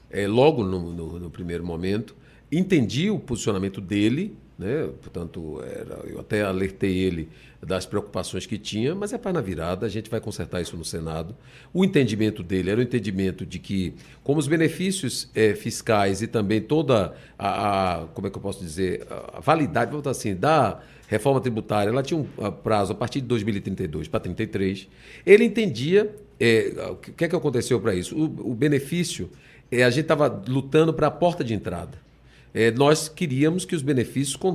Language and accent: Portuguese; Bahia, Brazil; Eu vou dizer isso para a Bahia. Eu, eu honrei muito a minha terra.